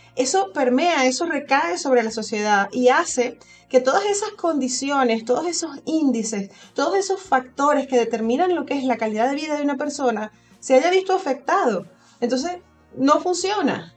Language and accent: Spanish; Venezuela; moved away as an adult; now in Spain; yo emigré de Venezuela